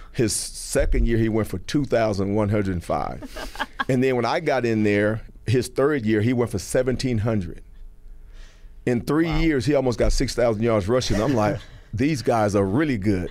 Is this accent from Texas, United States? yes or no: yes; Texas, United States; moved away as an adult; also born or lived in California; now in Georgia, United States; I grew up in Texas